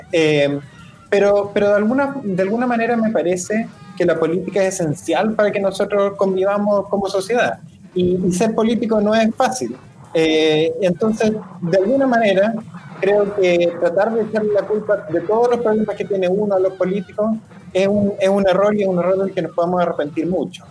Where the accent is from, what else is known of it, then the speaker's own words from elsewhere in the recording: Chile; como chilenos